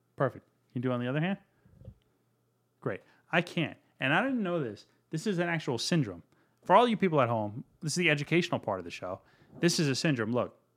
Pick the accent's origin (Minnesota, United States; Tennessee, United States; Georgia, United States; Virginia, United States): Virginia, United States; I grew up in Virginia.